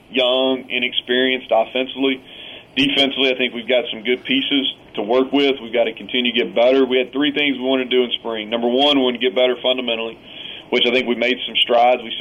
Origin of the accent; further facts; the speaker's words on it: Kentucky, United States; moved away as an adult; now in Morgantown, United States; It's a lot of a lot of similarities between the people that that I grew up with around in Kentucky and the people in this state